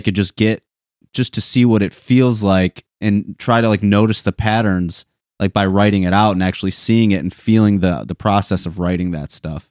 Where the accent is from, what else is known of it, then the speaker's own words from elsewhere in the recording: Linden, Michigan, United States; I went to Linden